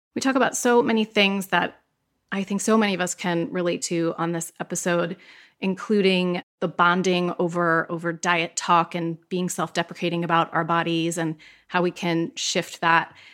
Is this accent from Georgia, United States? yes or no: no; Pennsylvania, United States; I grew up in Pennsylvania